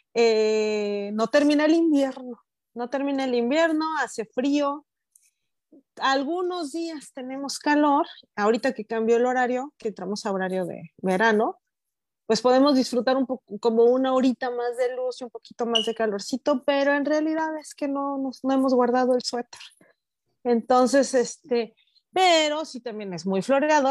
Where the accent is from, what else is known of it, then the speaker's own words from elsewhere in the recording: Morelos, Mexico; yo recuerdo de niña ahí en Morelos